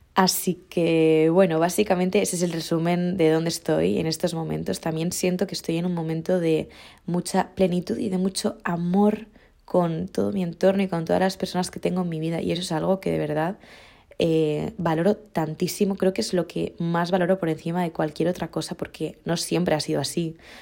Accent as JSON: {"language": "Spanish", "area": "Mallorca", "region": "Balearic Islands", "country": "Spain", "tie": "born or raised there", "moved": "yes", "lives_now": "Madrid, Spain", "said": "yo tengo la grandiosísima suerte de ser de Mallorca y de haber nacido en este lugar y de poder tener raíces aquí"}